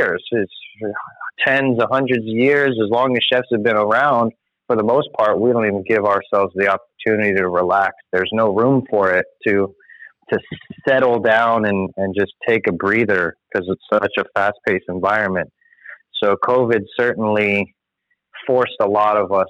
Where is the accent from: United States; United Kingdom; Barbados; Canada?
United States; Florida; moved away as an adult; also born or lived in California; born and raised in Florida, moved back